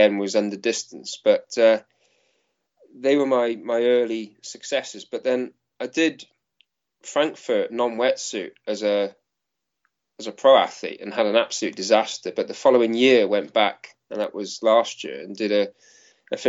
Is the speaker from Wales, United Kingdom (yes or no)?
yes; South Wales, United Kingdom; growing up in South Wales, you like a bit of mountain biking.